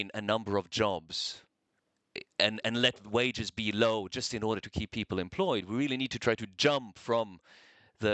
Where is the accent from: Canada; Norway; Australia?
Norway; moved away as an adult; also born or lived in New York; I grew up in Norway in the 80s.